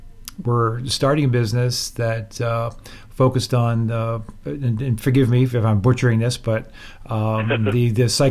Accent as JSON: {"language": "English", "town": "Boston", "region": "Massachusetts", "country": "United States", "tie": "born or raised there", "said": "I grew up in the Boston area"}